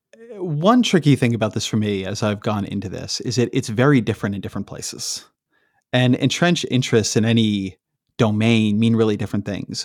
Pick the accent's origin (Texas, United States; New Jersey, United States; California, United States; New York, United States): California, United States; Irvine; also born or lived in Washington, D.C. / Bay Area, California; I grew up in Irvine, California